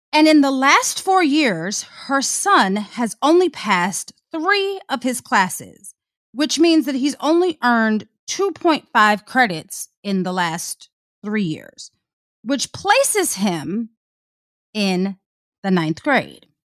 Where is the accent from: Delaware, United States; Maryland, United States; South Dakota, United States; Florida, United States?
Maryland, United States; Prince George's County; I'm from P G